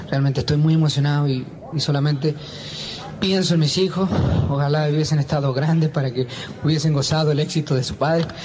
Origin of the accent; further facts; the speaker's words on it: Chile; moved away; also born or lived in Mexico; un abrazo muy cariñoso a mi tierra, mi querido Chile.